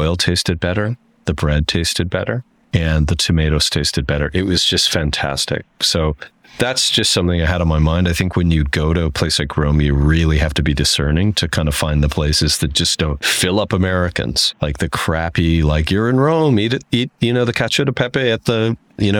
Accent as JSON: {"language": "English", "region": "Saskatchewan", "country": "Canada", "moved": "yes", "said": "I'm not from Saskatoon. I'm from Saskatchewan."}